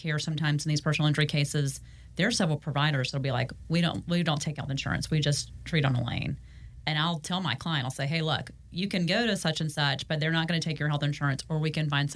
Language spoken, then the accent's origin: English; the South, United States; we're from the South